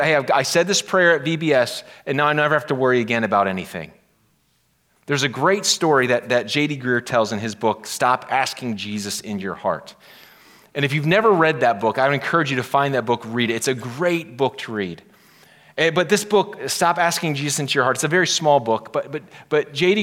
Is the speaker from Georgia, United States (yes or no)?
no; Pennsylvania, United States; I'm from Pennsylvania